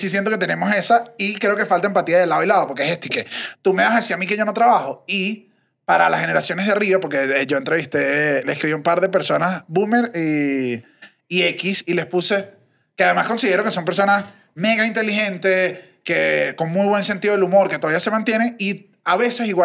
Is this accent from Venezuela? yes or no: yes; Venezuela